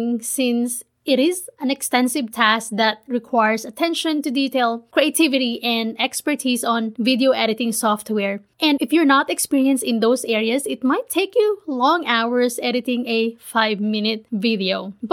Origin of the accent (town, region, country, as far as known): Manila, Metro Manila, Philippines; born or raised there; moved away as an adult; now in United States